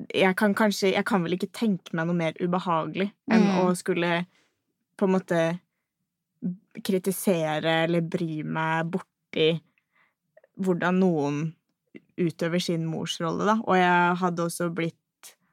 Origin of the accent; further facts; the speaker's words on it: Norway; jeg er typisk norsk på det